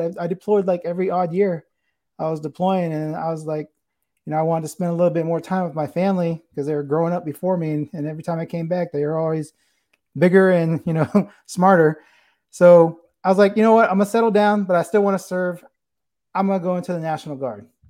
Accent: San Antonio, Texas, United States; I'm from here. I'm from, uh, the San Antonio area

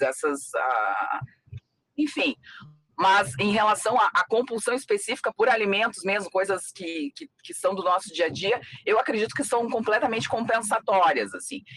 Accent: Rio Grande do Sul, Brazil; quando eu era pequena, uh, aqui no Rio Grande do Sul, não tinha muito essa cultura da paçoca

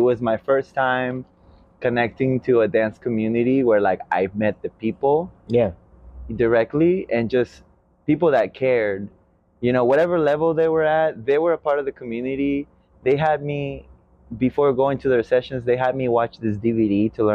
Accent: Veracruz, Mexico; now in Portland, United States; originally from Veracruz, Mexico, born and raised

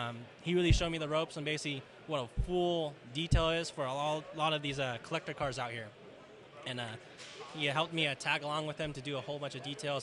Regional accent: Fairfield, California, United States; I'm from Fairfield

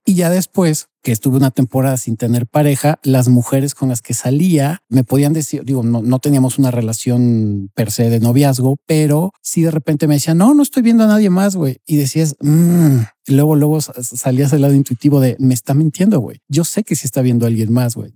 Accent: Mexico; soy mexicano, pero tampoco soy del güey

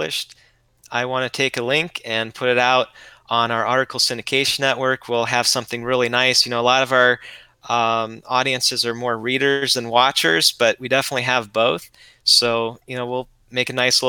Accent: Ohio, United States; I'm from Ohio

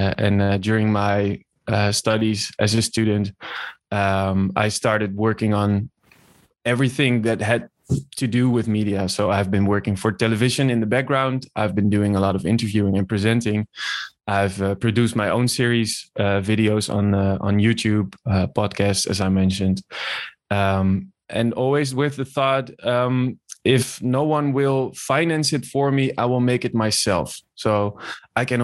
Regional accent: Nieuwegein, Utrecht, Netherlands; moved away as an adult; I was born in Nieuwegein in 1991, and I grew up there.

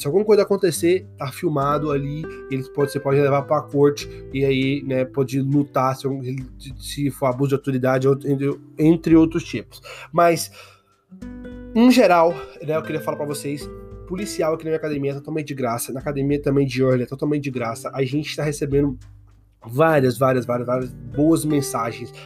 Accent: Brazil; moved away as an adult; now in United States; sou brasileiro, moro aqui nos Estados Unidos há sete anos

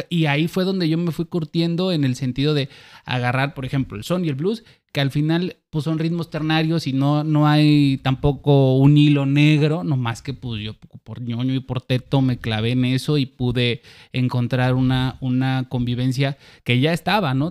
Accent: Acayucan, Veracruz, Mexico; accent: jarocho sureño; moved away as an adult; now in Xalapa, Mexico; Allá nací, crecí.

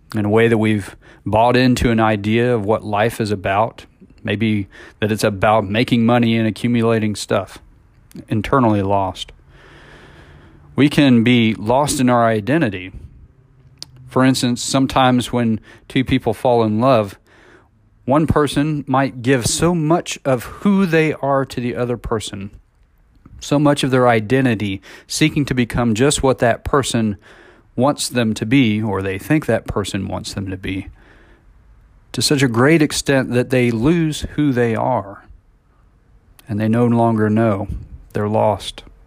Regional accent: Missouri, United States; now in College Station, United States; I was a kid growing up in Missouri

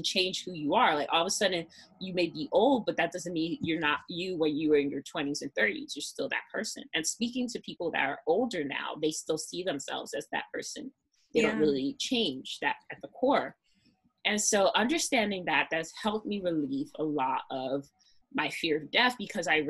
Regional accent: New York City, New York, United States; I'm from Brooklyn

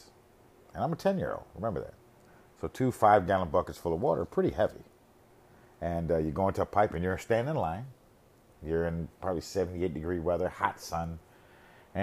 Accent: United States; I grew up in America

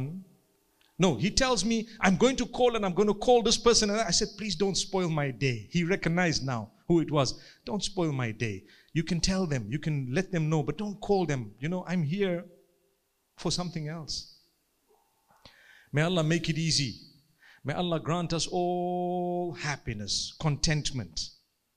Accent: Zimbabwe; I come from Zimbabwe

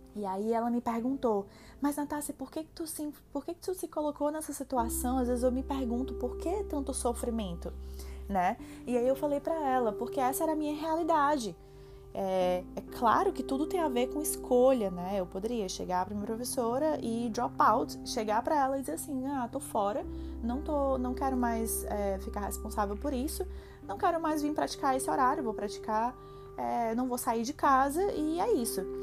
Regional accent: Fortaleza, Ceará, Brazil; moved away as an adult; now in Toronto, Canada; eu sou de Fortaleza, Ceará, cidade do sol, cidade da luz.

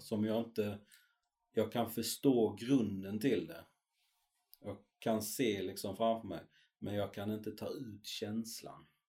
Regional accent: Sweden; born or raised there; also born or lived in Chile

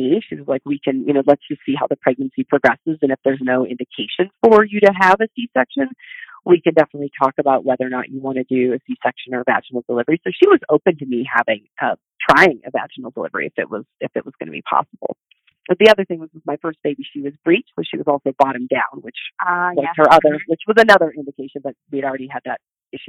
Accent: Midwest, United States; I grew up in the Midwest, and I have a very practical family and background.

